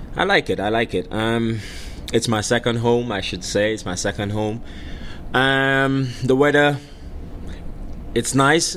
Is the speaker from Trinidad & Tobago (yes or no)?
yes; Trinidad & Tobago; moved away as an adult; also born or lived in Tampa, Florida; now in Memphis, United States; growing up in the in the countryside of Trinidad, uh, Miao to be exact. Miao is where I'm, I'm I'm from.